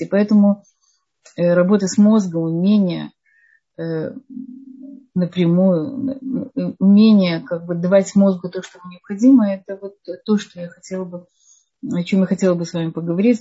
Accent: Odesa, Odesa Oblast, Ukraine; я сама из Одессы

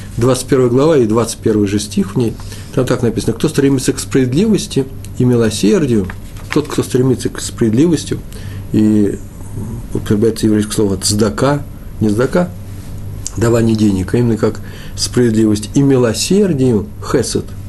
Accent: Russia; я из России

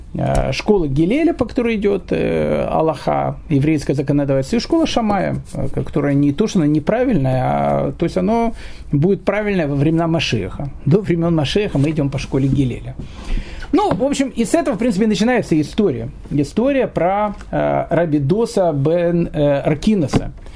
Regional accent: Kyiv, Ukraine; moved away as an adult; also born or lived in Australia / Israel; я сам из Киева

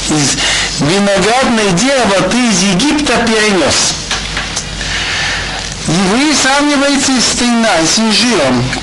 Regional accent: Tashkent, Uzbekistan; я из Ташкента имел два раза виноградник

